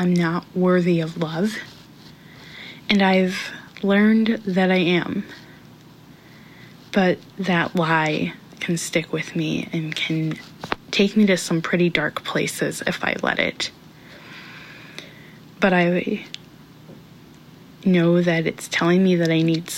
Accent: Minnesota, United States; I'm from Minnesota.

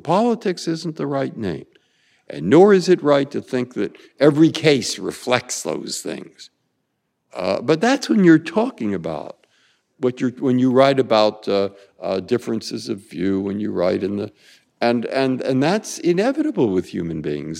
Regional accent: San Francisco, California, United States; moved away; also born or lived in Boston; I grew up in San Francisco and lived in Boston

